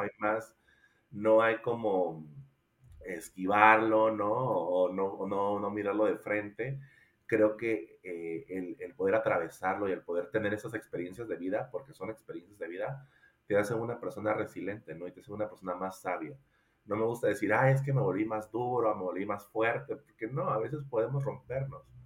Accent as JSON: {"language": "Spanish", "town": "Coatzacoalcos", "region": "Veracruz", "country": "Mexico", "tie": "born or raised there", "moved": "yes", "lives_now": "Querétaro, Mexico", "said": "soy originario de Coatzacoalcos, Veracruz"}